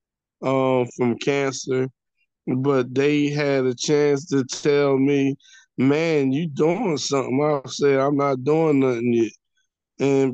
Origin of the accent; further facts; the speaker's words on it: Atlanta, Georgia, United States; I grew up in Atlanta.